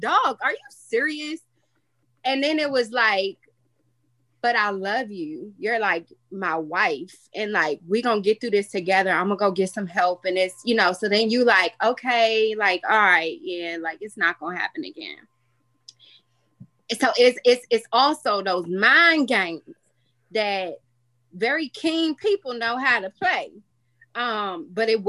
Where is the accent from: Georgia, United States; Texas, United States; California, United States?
California, United States; Los Angeles; moved away as an adult; now in Washington, D.C., United States; I am originally from Los Angeles, California. So I came out here to go to the Howard University.